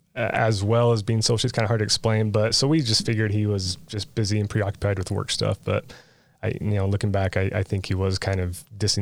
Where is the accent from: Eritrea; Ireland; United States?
United States; St. George, Utah; So my dad is originally from Enterprise. My mom is from St. George, and I grew up here in St. George in Washington City. I graduated high school down here.